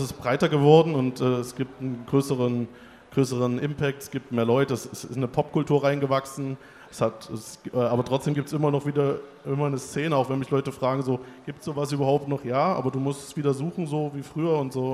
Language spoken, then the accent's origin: German; Weimar, Thuringia, Germany; ich komme aus Weimar